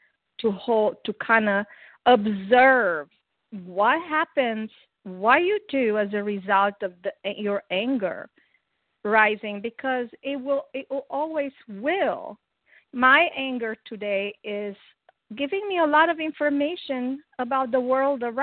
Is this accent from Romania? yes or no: yes; Romania; now in South Carolina, United States; I'm originally from Romania.